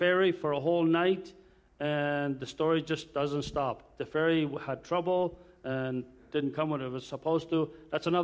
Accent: Durango, Mexico; now in La Paz, Mexico; I'm just going to show my family where I was born and raised part of my life. I was born in Mexico

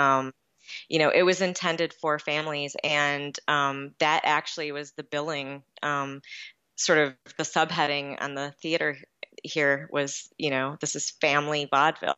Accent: Lower Peninsula, Michigan, United States; also born or lived in Los Angeles, California; now in Calumet, United States; I was originally from the Lower Peninsula

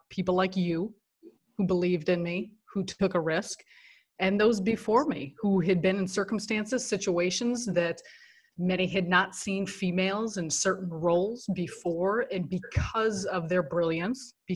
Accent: Chicago, Illinois, United States; moved away as an adult; now in New York, United States; me being born and raised in Chicago, and it's where I have my roots

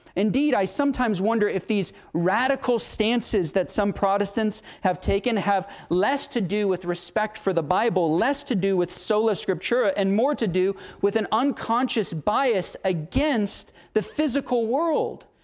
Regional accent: Southern United States, United States; Southern American Christians living in a largely Baptistic context

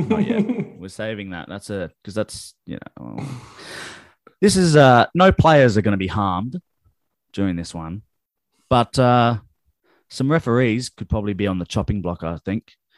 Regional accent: Adelaide, South Australia, Australia; we're from Adelaide

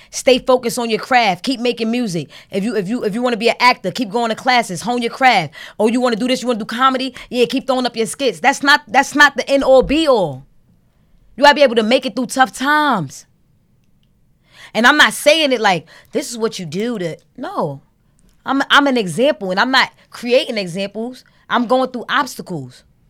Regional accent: New York City, New York, United States; also born or lived in Brooklyn / Harlem; I'm from Brooklyn and Harlem and, like, I'm from New York

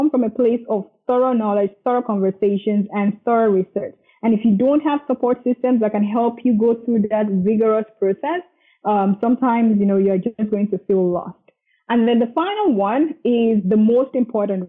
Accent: Nigeria; moved away as an adult; also born or lived in Dublin, Ireland / Scotland; now in Canada; I was born in Nigeria. Nigeria is in Africa. I was here all the way to high school, and then I moved to Dublin, Ireland for my first degree.

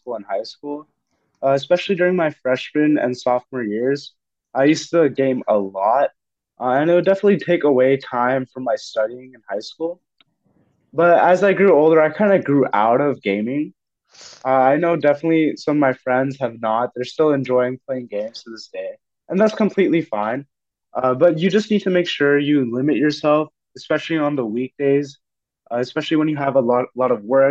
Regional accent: Fremont, California, United States; I come from Fremont, California, and went to Mission San Jose High School

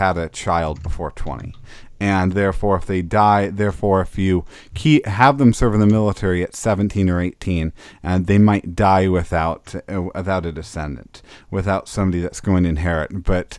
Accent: Northern Illinois, United States; moved away as an adult; also born or lived in Georgia; I'm from Northern Illinois, and not terribly long after I graduated high school

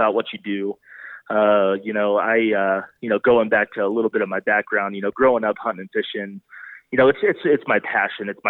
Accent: Oklahoma, United States; moved away as an adult; now in Breckenridge, United States; I grew up in Oklahoma

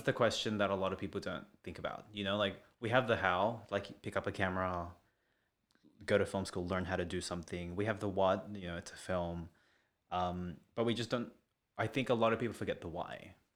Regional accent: Sydney, New South Wales, Australia; also born or lived in Melbourne; I'm Filipino, and, uh, and from Western Sydney

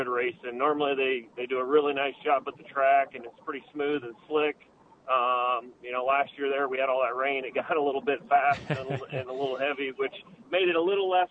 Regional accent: Iowa, United States; us local Iowa guys

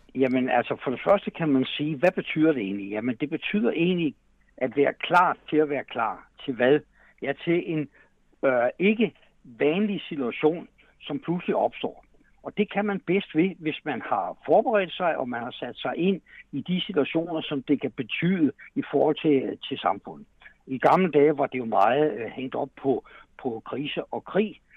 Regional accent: Denmark; der har vi altså grund til som danskere at være super stolte

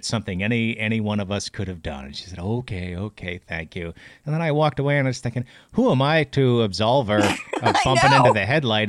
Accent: Chicago, Illinois, United States; And I said, oh, more compassionate than me, the Chicago jerk, right?

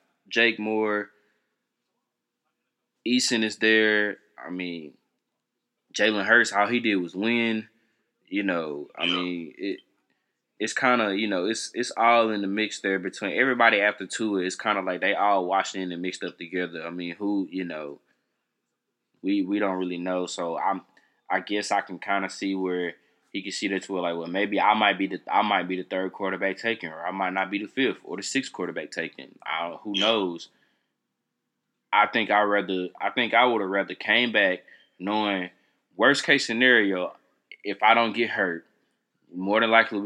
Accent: Atlanta, Georgia, United States; I'm from Georgia, from Atlanta

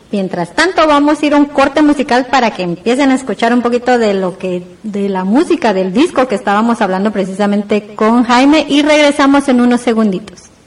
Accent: Guatemala; muchos guatemaltecos

